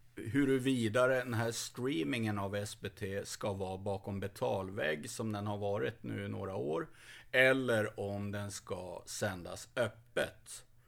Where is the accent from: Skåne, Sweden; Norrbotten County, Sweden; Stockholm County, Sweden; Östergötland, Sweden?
Skåne, Sweden; Lite patriotisk eh, skåning